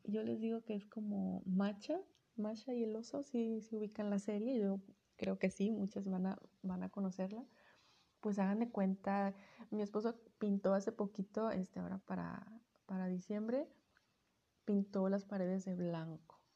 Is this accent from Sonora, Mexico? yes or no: yes; Sonora, Mexico; yo soy de, de Sonora.